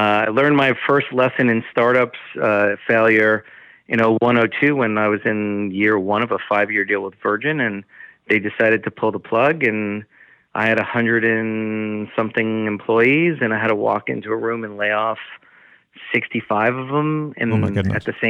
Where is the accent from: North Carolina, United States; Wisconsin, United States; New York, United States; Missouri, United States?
New York, United States; Long Island; accent: Long Island; moved away as an adult; also born or lived in Michigan; now in Los Angeles, United States; From Long Island, New York. You can hear my accent come out when I say Long Island